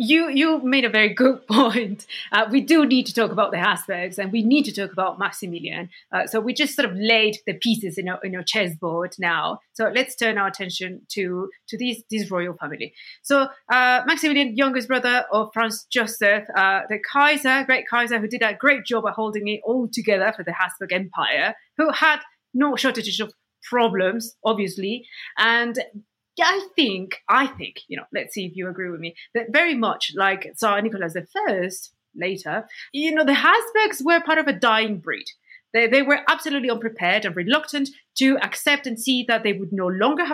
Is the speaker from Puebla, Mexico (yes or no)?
yes; Puebla, Mexico; my hometown of Puebla